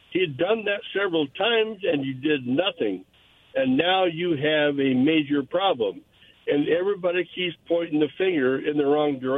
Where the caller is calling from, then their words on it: Pasco, Washington, United States; Yeah, hi there. This is … from Pasco.